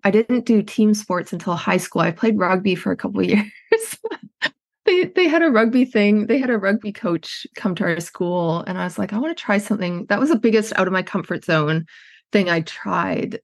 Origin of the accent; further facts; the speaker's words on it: Edmonton, Alberta, Canada; moved away as an adult; also born or lived in British Columbia; I'm Canadian, I grew up in Edmonton, Alberta, in Canada